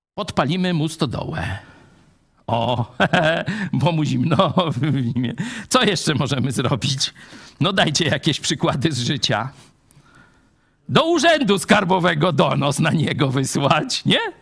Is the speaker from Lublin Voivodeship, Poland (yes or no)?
yes; Lublin Voivodeship, Poland; u nas w Lubelszczyźnie